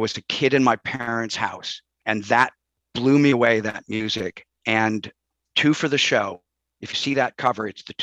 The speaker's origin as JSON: {"language": "English", "town": "Chicago", "region": "Illinois", "country": "United States", "tie": "born or raised there", "moved": "as an adult", "said": "I grew up in Chicago"}